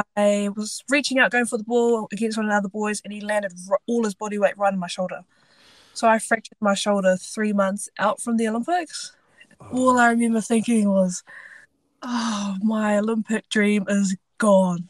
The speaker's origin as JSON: {"language": "English", "town": "Invercargill", "region": "Southland", "country": "New Zealand", "said": "I am from Invercargill, so the very bottom of New Zealand, down south."}